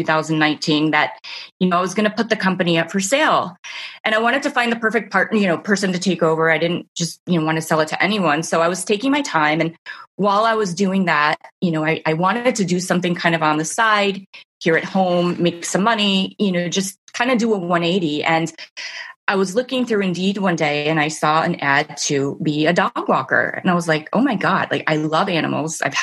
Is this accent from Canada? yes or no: no; Mexico City, Mexico; moved away as an adult; also born or lived in Amherst, Massachusetts, United States; now in Northern Virginia, United States; I was born and raised in Mexico City. I lived there till I was 18